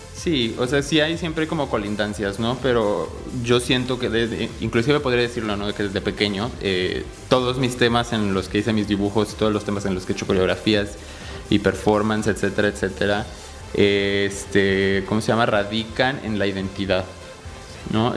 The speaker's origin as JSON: {"language": "Spanish", "region": "Mexico City", "country": "Mexico", "tie": "born or raised there", "moved": "yes", "lives_now": "Querétaro, Mexico", "said": "yo nací en la Ciudad de México, pero llevo radicando aquí en Querétaro alrededor de 18 años"}